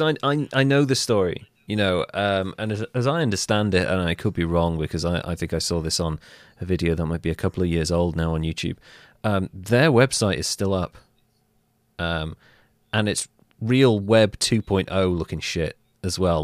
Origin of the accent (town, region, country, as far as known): United Kingdom